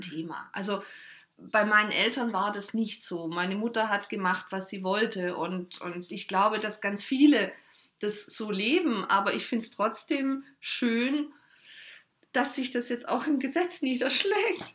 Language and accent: German; Germany; bei uns in Deutschland